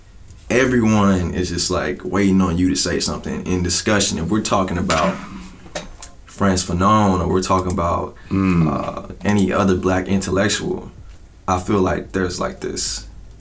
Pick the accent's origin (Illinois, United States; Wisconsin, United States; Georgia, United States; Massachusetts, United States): Georgia, United States; Atlanta; moved away as an adult; also born or lived in Hampton, Georgia; now in Chicago, United States; Most of my life, I grew up on the South Side of Atlanta